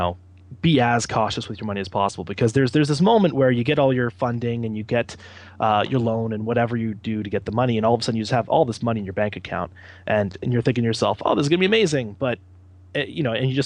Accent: London, Ontario, Canada; also born or lived in Ottawa, Ontario; now in Hamilton, Canada; I'm originally from London, Ontario, so we wanted to move back closer than Ottawa was

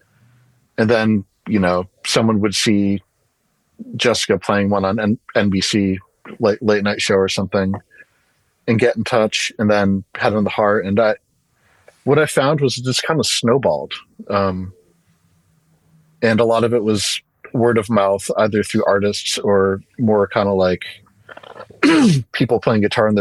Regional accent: Storrs, Connecticut, United States; now in Portland, United States; Storrs, Connecticut, which is where Yukon is, which is like a small town. My dad was a professor of microbiology there

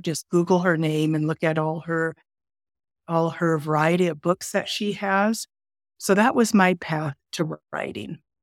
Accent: California, United States; I grew up in California.

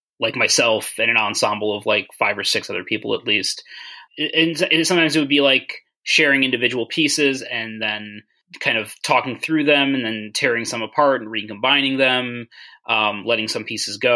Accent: Chicago, Illinois, United States; I grew up in the Chicago area

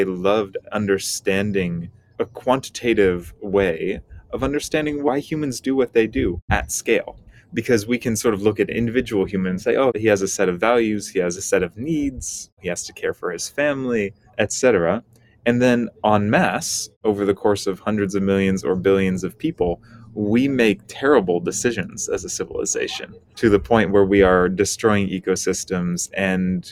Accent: U.S. Virgin Islands; also born or lived in Washington State, United States / California, United States / Hawaii, United States; now in Bay Area, United States; I grew up in the Caribbean on the island of St. Croix. My family moved to Washington State afterward

